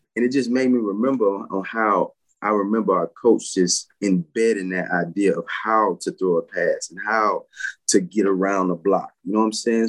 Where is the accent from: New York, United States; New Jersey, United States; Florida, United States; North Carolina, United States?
Florida, United States; Pensacola; Born and raised in Pensacola, Florida